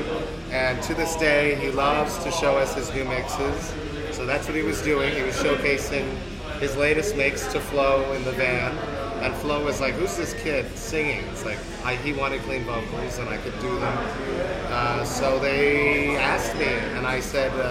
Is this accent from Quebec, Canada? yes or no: yes; Deux-Montagnes, Quebec, Canada; also born or lived in Montreal; I come from Two Mountains, which is a small city outside of Montreal, and I played in bands there